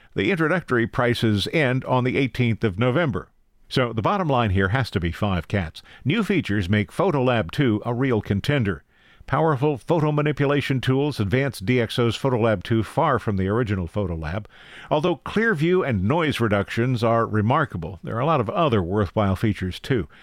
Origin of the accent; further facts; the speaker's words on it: Logan County, Ohio, United States; my hometown's Logan County